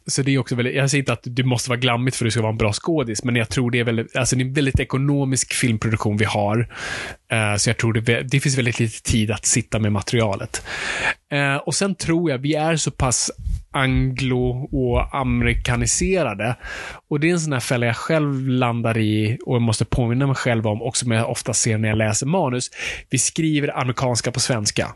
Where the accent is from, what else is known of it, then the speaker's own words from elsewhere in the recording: Sweden; Vi, vi kommer från en helt annan kulturtradition